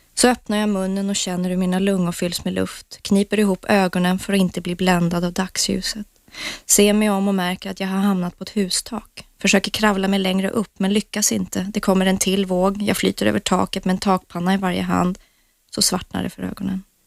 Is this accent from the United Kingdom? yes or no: yes; England, United Kingdom; moved away; jag är uppvuxen i England